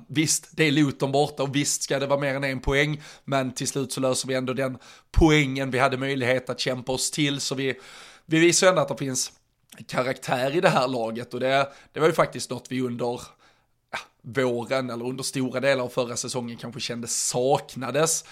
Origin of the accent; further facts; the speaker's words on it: Skåne, Sweden; som skåning